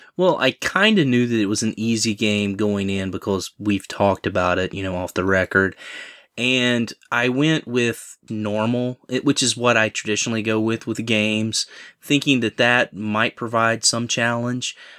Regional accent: Southern, Southern United States, United States; accent: heavy Southern; My heavy Southern accent

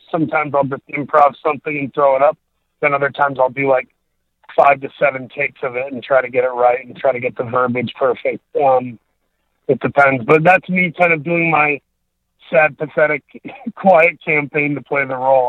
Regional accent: Saginaw, Michigan, United States; also born or lived in Grand Rapids, Michigan; I was born there, but by one and a half years old, my my dad, who was a Lutheran minister, he took a call to a church over in Saginaw, Michigan. That's kind of where I grew up, was in uh, Saginaw, Michigan

